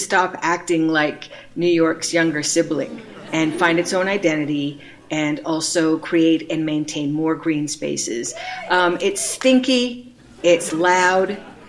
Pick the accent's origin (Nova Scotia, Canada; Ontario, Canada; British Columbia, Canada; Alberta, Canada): Ontario, Canada; Six Nations of the Grand River; I'm from Six Nations Territory.